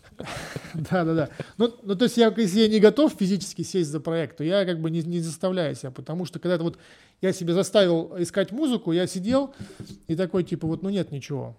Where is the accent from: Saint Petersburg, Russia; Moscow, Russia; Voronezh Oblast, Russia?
Voronezh Oblast, Russia; Voronezh; moved away as an adult; now in Spain; я из Воронежа